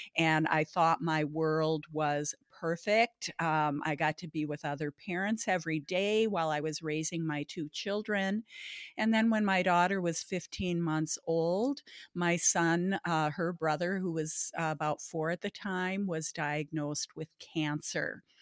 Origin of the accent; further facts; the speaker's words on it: Baudette, Minnesota, United States; now in Bloomington, United States; I grew up, uh, in Baudette, Minnesota, the walleye capital of the world